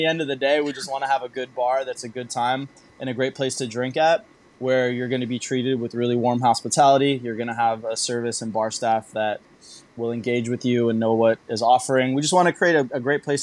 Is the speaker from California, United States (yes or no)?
yes; California, United States; moved away as an adult; now in Singapore; growing up in California